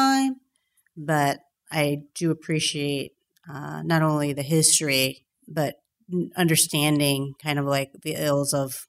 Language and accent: English; Mississippi, United States; moved away as an adult; now in Pittsburgh, United States; but I'm from Mississippi, and then I grew up in small towns. Pittsburgh is the largest city I've ever lived in. I came here for college.